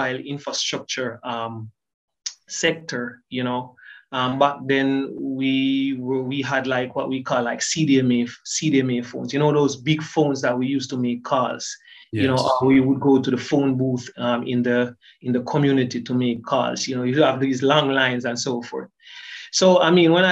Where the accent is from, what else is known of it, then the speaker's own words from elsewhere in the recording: Kingston, Jamaica; I was born and raised in Kingston, Jamaica